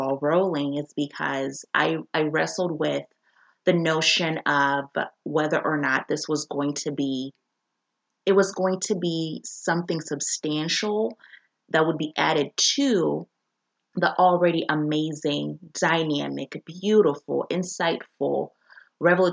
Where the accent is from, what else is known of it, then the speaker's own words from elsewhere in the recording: Zambia; now in United States; I am a Black woman born and raised in Zambia